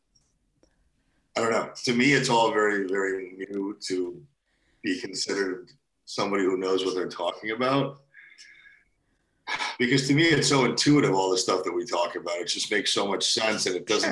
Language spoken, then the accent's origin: English; Cheshire, Connecticut, United States; also born or lived in Russia / New York City / New Haven, Connecticut; We settled in Cheshire, Connecticut, where I spent most of my young life